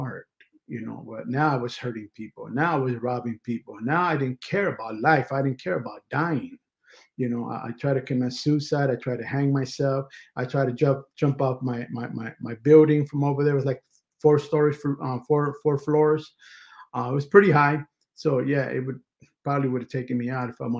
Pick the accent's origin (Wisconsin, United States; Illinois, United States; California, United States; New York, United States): California, United States; Los Angeles; I was raised and born in California, up in East LA, which basically is the hood.